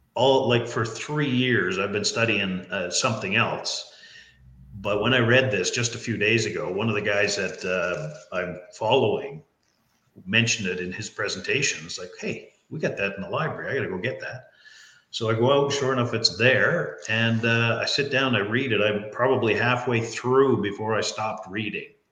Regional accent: Newfoundland and Labrador, Canada; I'm from Newfoundland. So in Newfoundland, we say it's all in the way you hold your mouth

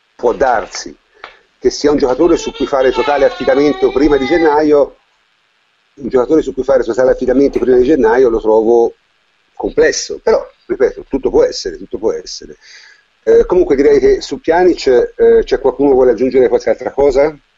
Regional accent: Tuscany, Italy; toscano come me

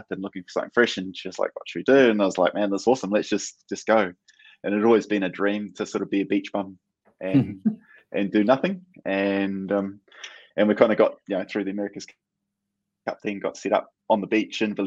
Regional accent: Ngāruawāhia, Waikato, New Zealand; I grew up in Narohe in the Waikato.

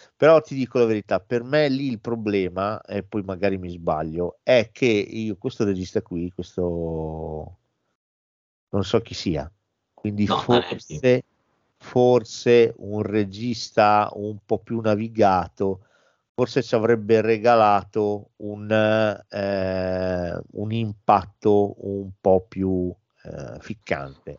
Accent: Italy; di noi italiani

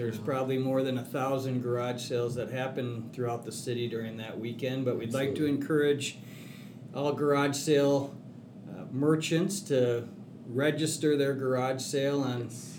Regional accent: Woodbury, United States; Long-time Woodbury resident, born and raised in Woodbury.

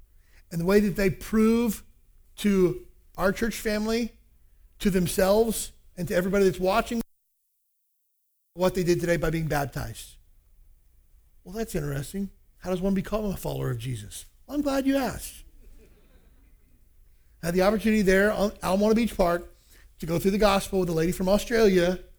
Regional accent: El Salvador; I got baptized when I was growing up in El Salvador.

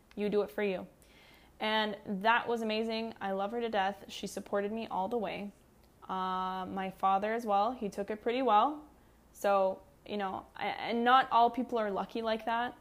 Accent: Canada; I'm Canadian.

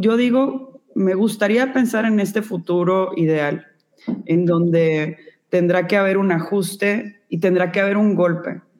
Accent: Monterrey, Nuevo León, Mexico; also born or lived in New York; soy de Monterrey, Nuevo León.

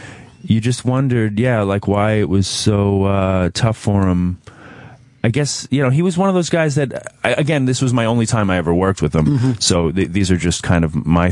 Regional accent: New York, United States; I'm a New Yorker.

